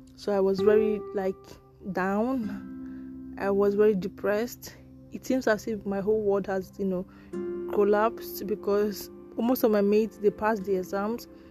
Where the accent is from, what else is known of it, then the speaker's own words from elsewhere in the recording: Nigeria; there are many tribes, there are many languages, there are many dialects in Nigeria